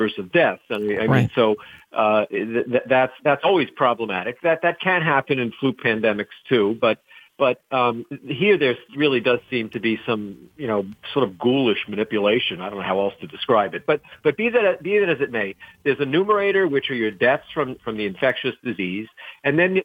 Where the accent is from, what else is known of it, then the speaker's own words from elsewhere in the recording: Rhode Island, United States; my home state of Rhode Island